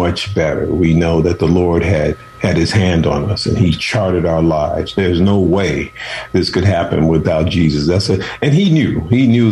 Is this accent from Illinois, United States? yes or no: yes; Chicago, Illinois, United States; moved away as an adult; also born or lived in Oakland / San Francisco; I'm from Chicago, and my mother and father had 13 children